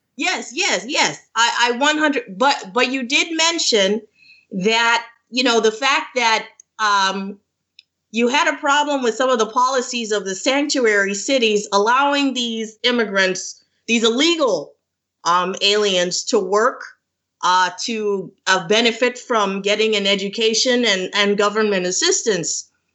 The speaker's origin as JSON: {"language": "English", "country": "Jamaica", "moved": "as an adult", "lives_now": "Toronto, Canada", "said": "I'm from Jamaica. So I am a, a new, um, well, I'm in the process of immigration. I'm, I'm, I'm living in Toronto right now"}